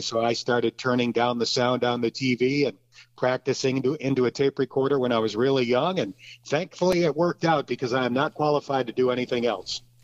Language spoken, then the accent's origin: English; Lakewood, New York, United States; now in Cincinnati, United States; I grew up in Lakewood, New York, which is a small town on the very southwest tip of New York State